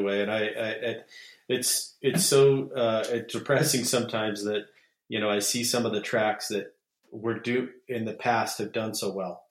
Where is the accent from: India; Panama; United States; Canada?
United States; Utah; my hometown, Utah